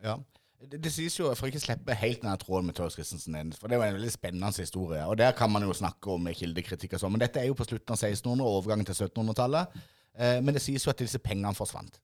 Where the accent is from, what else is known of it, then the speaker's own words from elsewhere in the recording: Mandal, Agder, Norway; oss som er født og oppvokst på Ime